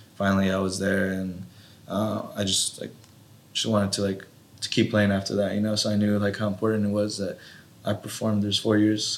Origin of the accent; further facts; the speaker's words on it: Watsonville, California, United States; I was born and raised in Watsonville